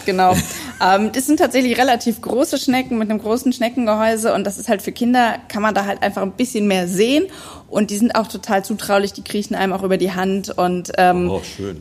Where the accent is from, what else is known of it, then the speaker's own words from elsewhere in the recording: Neuwied area, Rhineland-Palatinate, Germany; ich komme hier aus der Umgebung